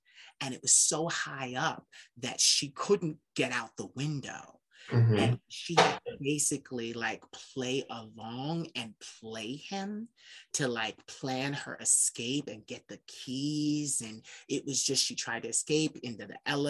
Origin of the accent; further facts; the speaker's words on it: Philadelphia, Pennsylvania, United States; I'm from Philly